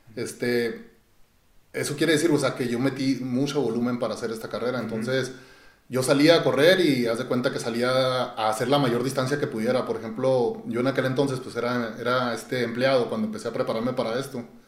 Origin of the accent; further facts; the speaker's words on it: Chihuahua, Mexico; yo fui criado, bueno, nací aquí en Chihuahua, pero fui criado en un rancho